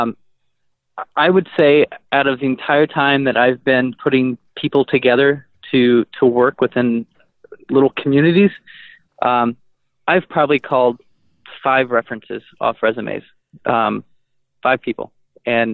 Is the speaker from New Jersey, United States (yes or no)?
no; Texas, United States; moved away as an adult; now in Madison, United States; I'm from Texas, and so I left there when I was 25